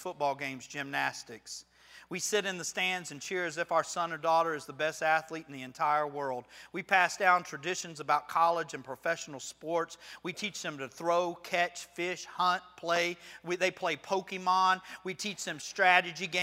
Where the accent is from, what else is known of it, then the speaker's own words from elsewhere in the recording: Florida, United States; I'm from Florida